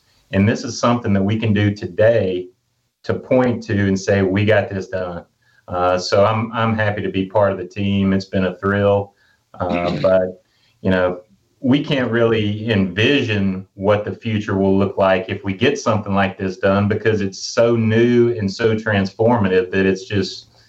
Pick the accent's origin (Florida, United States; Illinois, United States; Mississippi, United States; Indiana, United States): Mississippi, United States; Houston; now in Jackson, United States; as a lifelong Mississippian, and, you know, born and raised in Houston, Mississippi, now living in Jackson